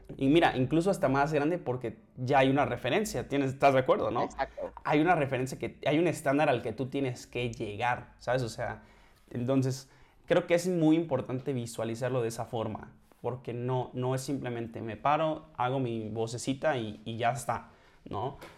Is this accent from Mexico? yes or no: yes; Mexico; also born or lived in central Mexico; soy mexicano